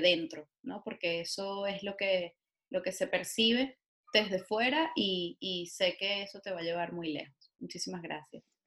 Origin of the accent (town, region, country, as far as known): Venezuela; moved away